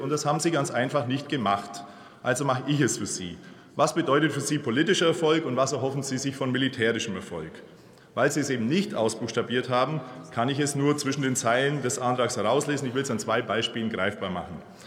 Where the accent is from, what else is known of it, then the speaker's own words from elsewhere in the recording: Bavaria, Germany; ich komme aus Bayern